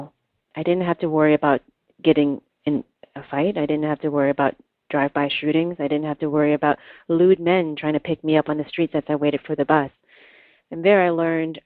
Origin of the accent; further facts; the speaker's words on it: Oakland, California, United States; I was growing up in Oakland, where you're dodging bullets and stepping over crack cocaine pipes broken on the streets.